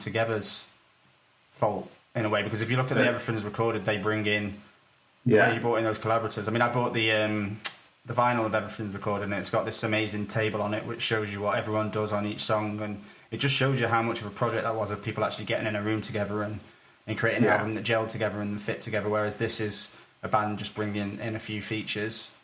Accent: United Kingdom; I'm British

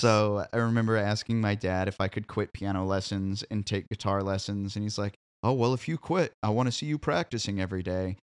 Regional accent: Columbia, Missouri, United States; moved away as an adult; now in Nashville, United States; I grew up in Columbia, Missouri

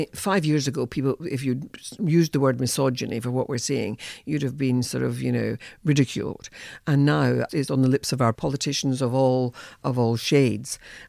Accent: Scotland, United Kingdom; You can hear my voice and so on. I'm a Scot. I'm a Scot of Irish origins. My grandparents were Irish.

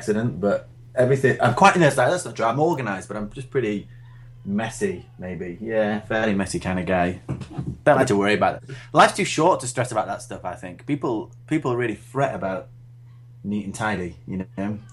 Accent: Doncaster, Yorkshire and the Humber, United Kingdom; moved away as an adult; now in York, United Kingdom; I grew up in Doncaster, Sunny Donny.

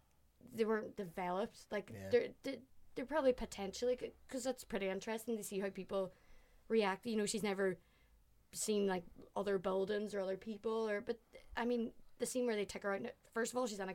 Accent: Ireland; because I'm Irish, and then I'm like, oh, he's actually doing an Irish accent.

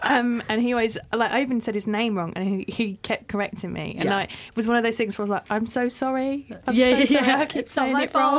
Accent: London, United Kingdom; as a Londoner, I know London slang

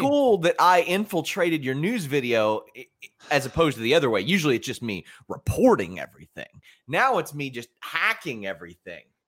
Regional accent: Kentucky, United States; I'm from Kentucky

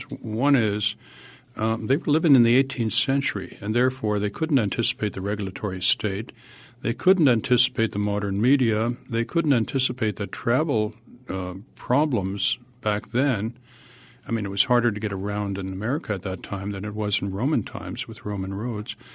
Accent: Alexandria, Virginia, United States; I'm from Alexandria, Virginia.

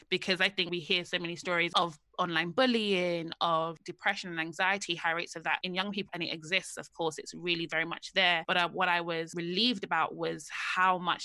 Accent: London, United Kingdom; I'm from the same part of London that most of these girls are from. So I'm from Hackney.

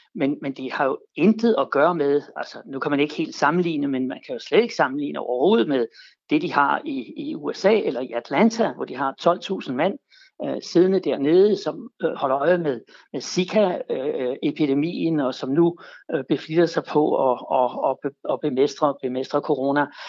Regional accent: Denmark

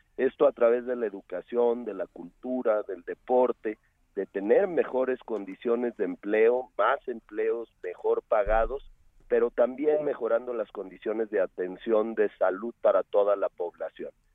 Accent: Guadalajara, Jalisco, Mexico; viví toda mi vida en Guadalajara

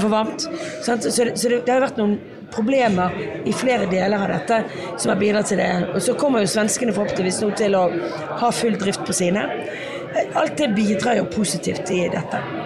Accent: Bergen, Vestland, Norway; jeg kommer fra Bergen

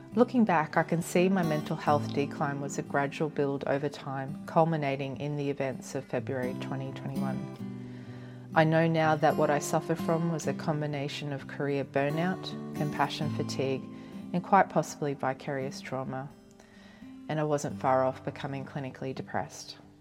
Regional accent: Cairns, Queensland, Australia; moved away as an adult; also born or lived in Brisbane; I completed my undergraduate training via distance in my hometown of Cairns, and then I moved to Brisbane

